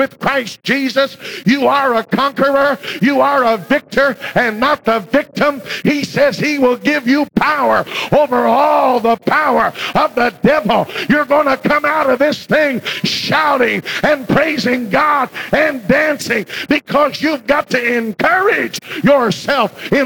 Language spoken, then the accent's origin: English; Virginia, United States; When I grew up in Virginia